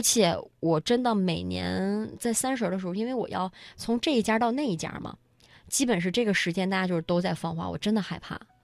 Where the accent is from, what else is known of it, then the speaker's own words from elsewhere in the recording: Harbin, Heilongjiang, China; 我是来自黑龙江哈尔滨的